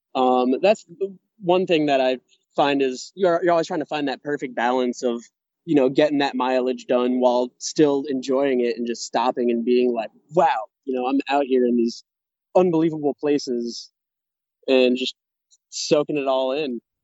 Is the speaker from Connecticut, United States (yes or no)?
yes; West Hartford, Connecticut, United States; I am from uh, West Hartford, Connecticut.